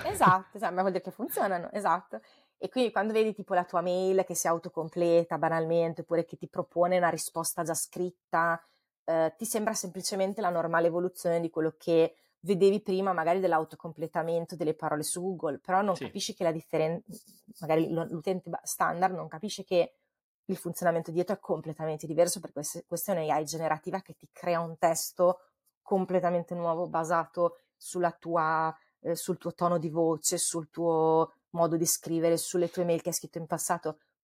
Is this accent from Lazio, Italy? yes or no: no; Forlì, Emilia-Romagna, Italy; moved away as an adult; also born or lived in Bologna; now in Menlo Park, United States; io sono di Forlì